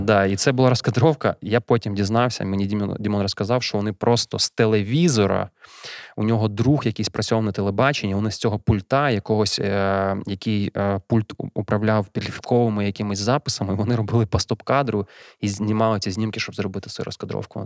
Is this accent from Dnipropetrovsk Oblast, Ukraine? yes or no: no; Kyiv, Ukraine; Народився, виріс у Києві